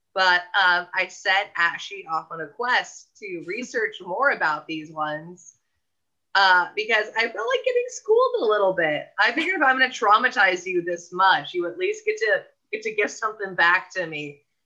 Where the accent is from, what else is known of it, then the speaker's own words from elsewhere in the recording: Southern California, United States; both of us growing up in Southern California